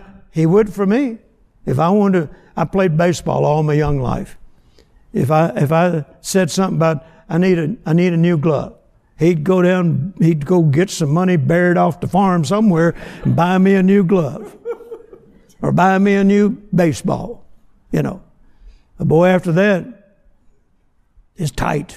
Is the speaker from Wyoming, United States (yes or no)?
no; Vicksburg, Mississippi, United States; I was born in Vicksburg, Mississippi on a farm that my granddad had